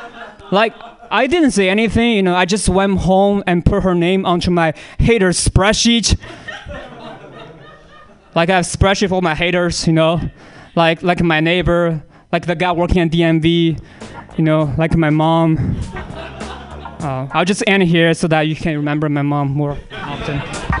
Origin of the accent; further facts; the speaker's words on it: China; I can make this joke, I'm from China, man.